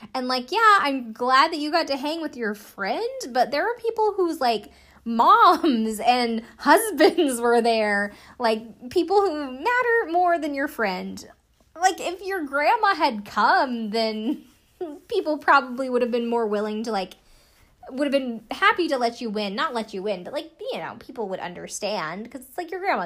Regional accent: the South, United States; I'm from the South

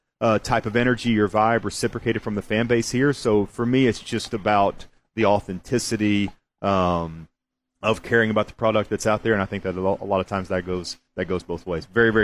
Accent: Paragould, Arkansas, United States; I'm from Arkansas.

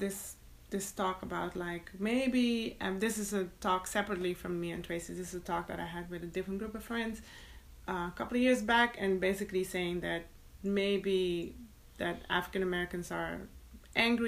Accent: Suriname; moved away; I was born in Suriname and that's my roots

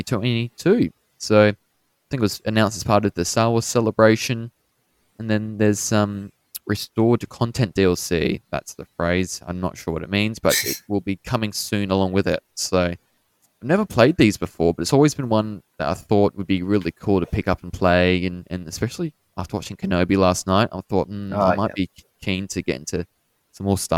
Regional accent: Australia; we're both from Australia

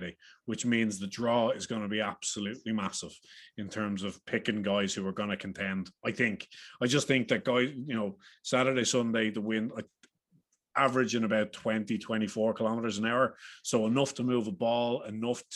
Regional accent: Ireland; accent: Irish; as you can tell by the accents. We are three Irish lads

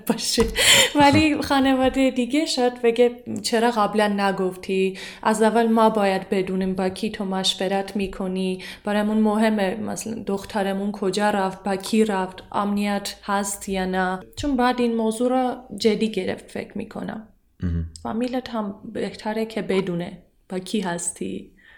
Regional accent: Armenia; Persian is a second language; من ارمنیم

